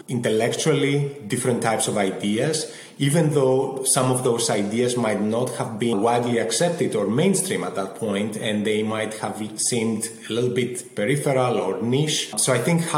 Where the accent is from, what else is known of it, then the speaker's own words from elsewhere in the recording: Athens, Attica, Greece; moved away as an adult; also born or lived in London; now in Boston, United States; I grew up in Athens in Greece, and that shaped a lot of my experience